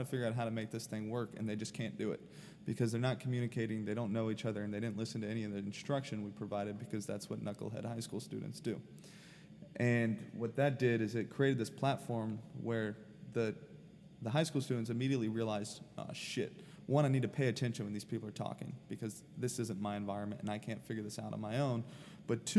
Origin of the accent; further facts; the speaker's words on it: Sarasota, Florida, United States; now in St. Petersburg, United States; I grew up in Sarasota